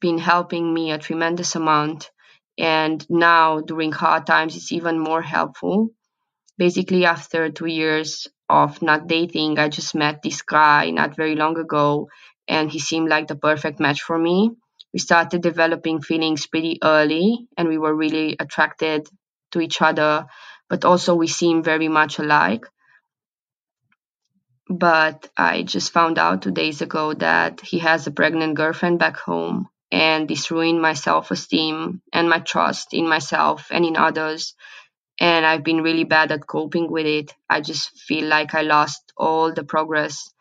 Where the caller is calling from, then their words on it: Finland; I'm calling from Finland